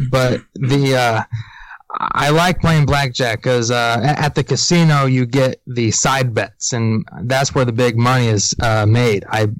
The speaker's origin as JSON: {"language": "English", "town": "St. Louis", "region": "Missouri", "country": "United States", "said": "I'm from St. Louis, or the area"}